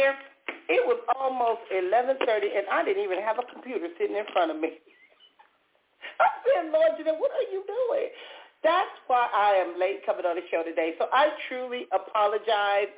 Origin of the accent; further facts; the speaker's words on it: Compton, California, United States; when I was younger growing up in Compton, we either went to church or we went to the liquor store